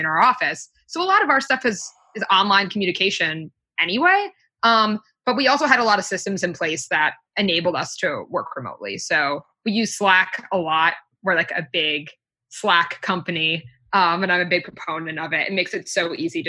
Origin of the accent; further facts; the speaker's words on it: New York, United States; I'm actually from New York State, not from the city, but I'm from here, so I pretty much never leave